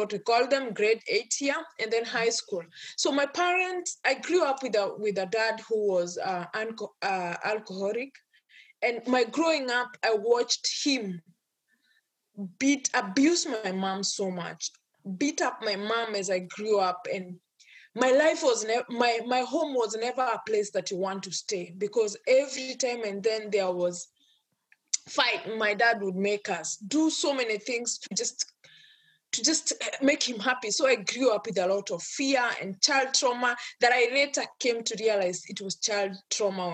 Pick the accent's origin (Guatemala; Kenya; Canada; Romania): Kenya; now in United States; I'm born and brought up in Kenya, in an African culture